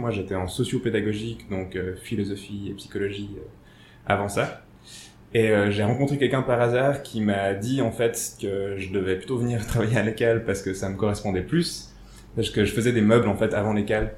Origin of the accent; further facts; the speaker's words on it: Switzerland; j'ai grandi ici à Tiran